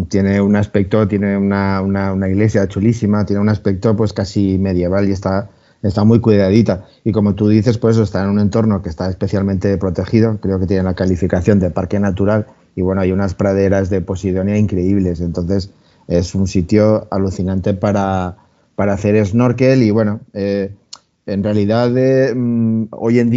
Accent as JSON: {"language": "Spanish", "region": "Valencian Community", "country": "Spain", "said": "se nos ve un poco el plumero que somos valencianos, ¿eh?"}